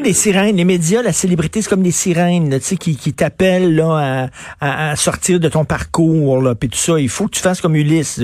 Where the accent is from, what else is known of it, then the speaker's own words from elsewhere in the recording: Montreal, Quebec, Canada; les Montréalais, nous autres, on veut sortir de Montréal